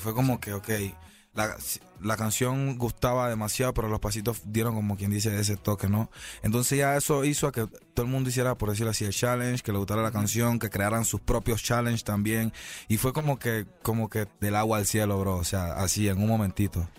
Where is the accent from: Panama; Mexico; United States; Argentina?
Panama; cinco años en mi país